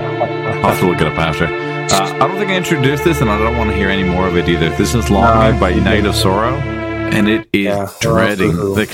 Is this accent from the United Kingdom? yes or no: no; Canada; we're from Canada.